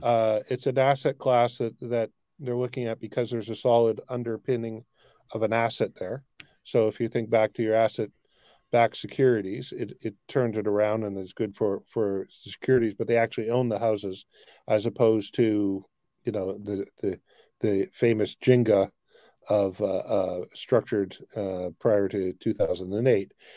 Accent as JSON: {"language": "English", "country": "Canada", "said": "as a Canadian"}